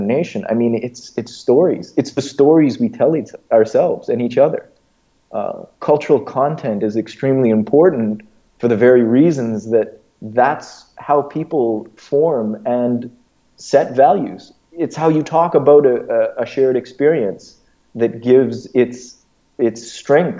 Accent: Edmonton, Alberta, Canada; moved away as an adult; also born or lived in Egypt; growing up in Edmonton

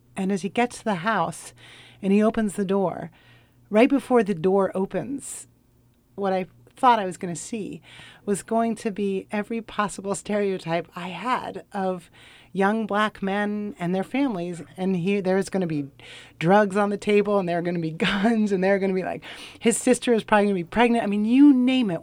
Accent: Portland, United States; I'm from Portland

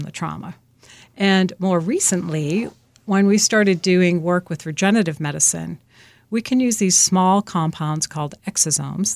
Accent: Boston, Massachusetts, United States; I'm from the Boston area, originally from Dorchester, actually.

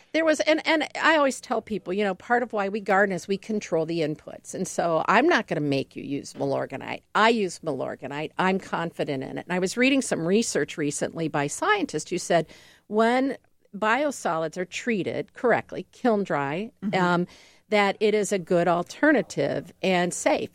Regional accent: Ohio, United States; now in Milwaukee, United States; I'm originally from Ohio

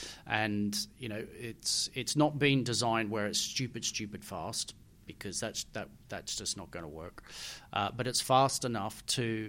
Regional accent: Australia; moved away; my dad was Australian and I grew up in Australia

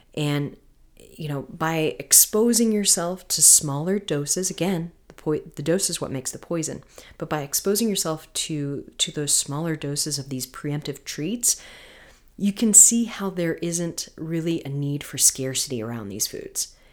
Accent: Florida, United States; moved away; I'm from Florida originally

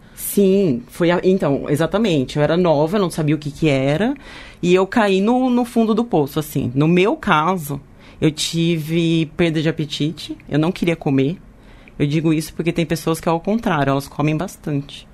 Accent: Leme, São Paulo, Brazil; now in São Paulo, Brazil; eu sou de Leme, né? Mas eu moro aqui

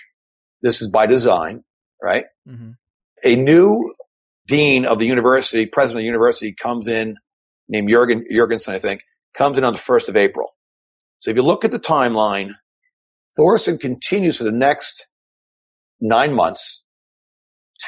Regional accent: New York, United States; it's just my style as a New Yorker, right, as a Viking New Yorker

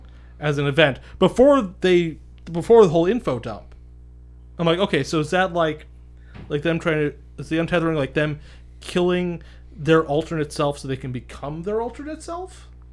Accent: Ireland; I'm an Irishman. I know my country's lore

